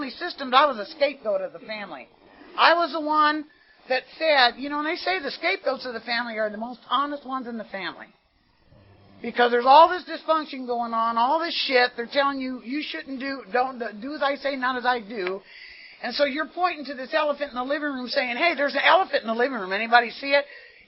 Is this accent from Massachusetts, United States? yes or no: no; San Jose, California, United States; now in Carson City, United States; I was born in San Jose, California, to, like I say, Italian Catholic parents